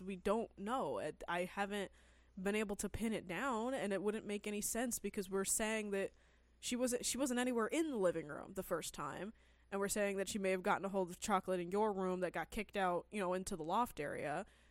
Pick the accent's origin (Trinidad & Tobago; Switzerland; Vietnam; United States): United States; California; I grew up in California my entire life